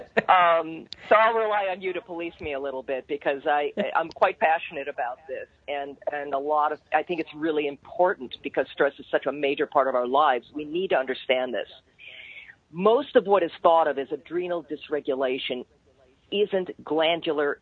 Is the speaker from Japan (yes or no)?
no; Canada; I'm a Canadian too, by birth